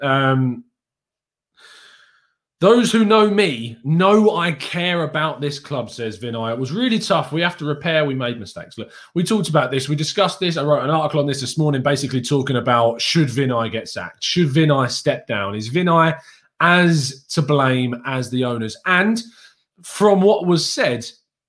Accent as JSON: {"language": "English", "region": "England", "country": "United Kingdom", "said": "as an English guy"}